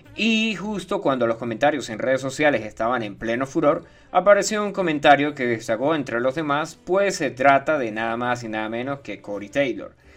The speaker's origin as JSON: {"language": "Spanish", "country": "Venezuela", "said": "ya no soy venezolano. Yo cambié mi pasaporte"}